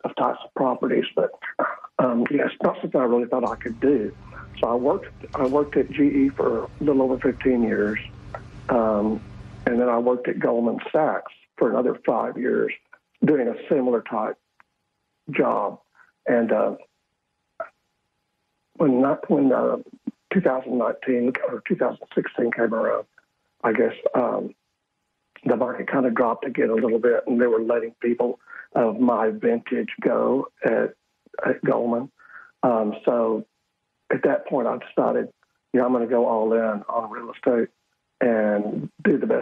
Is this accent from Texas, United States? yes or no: yes; Fort Worth, Texas, United States; moved away as an adult; now in Caribbean; I grew up in Fort Worth, in inner city schools for the most part.